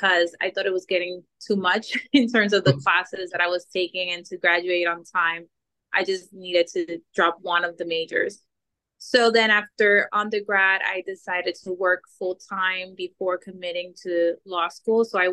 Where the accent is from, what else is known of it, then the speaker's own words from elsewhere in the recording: New York City, New York, United States; also born or lived in Dominican Republic; I was born in the Dominican Republic, and I moved to the States when I was around 5, 6 years old. I grew up in New York between Brooklyn and Queens